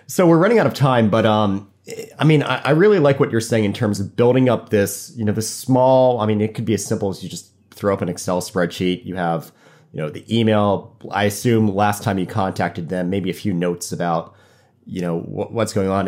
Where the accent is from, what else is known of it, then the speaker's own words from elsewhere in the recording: Fort Lauderdale, Florida, United States; also born or lived in Annapolis, Maryland; now in Norfolk, United States; I went to college in Annapolis, and I'm from Fort Lauderdale, so kind of boating's in my blood.